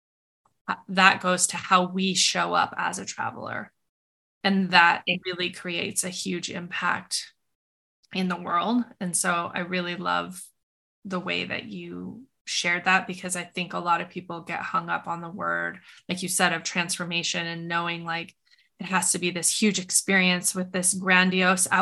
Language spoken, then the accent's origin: English; Montana, United States; where I grew up in Montana